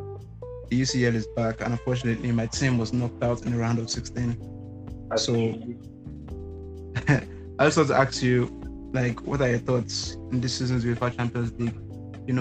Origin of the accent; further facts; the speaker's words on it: Nigeria; I'm 23 years from Nigeria